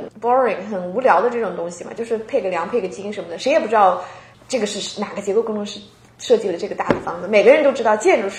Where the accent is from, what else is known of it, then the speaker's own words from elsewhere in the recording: Qingdao, Shandong, China; moved away as an adult; now in Seattle, United States; 咱们都是青岛人嘛。